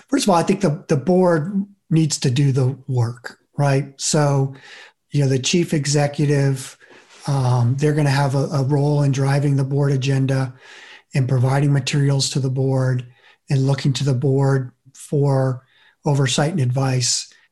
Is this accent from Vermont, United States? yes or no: yes; Vermont, United States; I grew up in Vermont